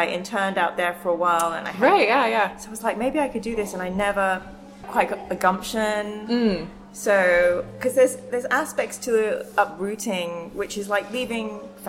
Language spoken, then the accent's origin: English; Reading, South East England, United Kingdom; moved away; as a kid growing up in Reading